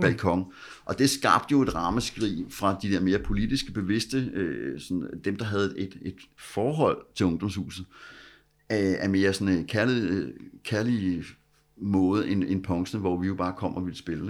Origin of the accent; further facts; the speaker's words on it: Copenhagen, Capital Region of Denmark, Denmark; Jeg voksede op ude i Vandløs